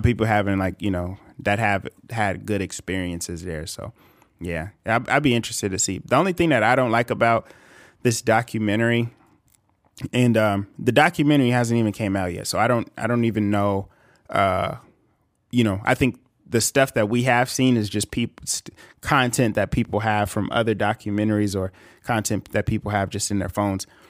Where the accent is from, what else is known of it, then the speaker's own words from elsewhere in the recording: California, United States; a nineties baby from California